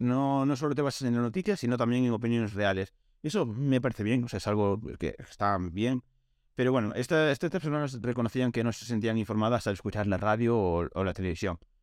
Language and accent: Spanish; Galicia, Spain; venía de Coruña para mi pueblo